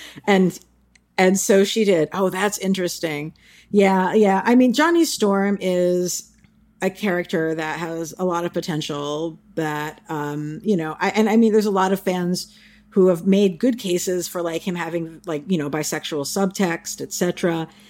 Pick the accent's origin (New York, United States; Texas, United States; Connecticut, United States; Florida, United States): New York, United States; New York City; as a New Yorker